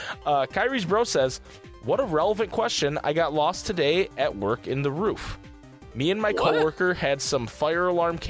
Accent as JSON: {"language": "English", "region": "Kentucky", "country": "United States", "tie": "born or raised there", "said": "I drove past my hometown one night after work in Kentucky. A drive I've done many times."}